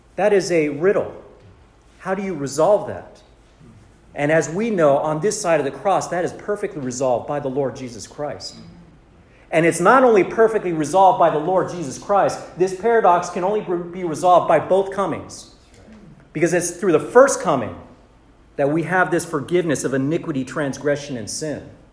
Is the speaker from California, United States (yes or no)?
yes; Southern California, United States; also born or lived in Santa Monica; I was born and raised in Southern California